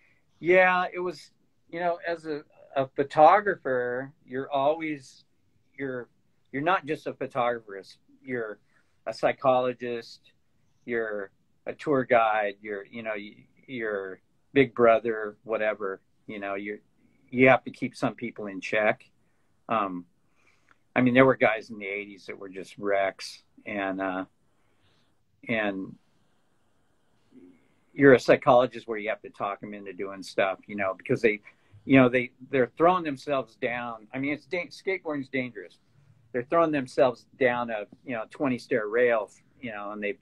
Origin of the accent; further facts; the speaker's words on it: Fallbrook, California, United States; where I grew up in Fallbrook, you know, it's 20 miles from the coast